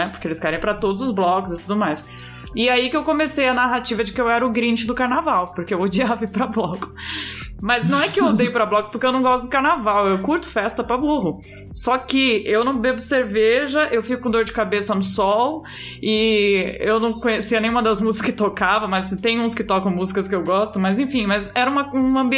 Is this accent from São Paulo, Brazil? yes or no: yes; São Paulo, Brazil; eu sou paulistana raiz, né? Então, igual igual Pedro, nascida em, em, na Avenida Paulista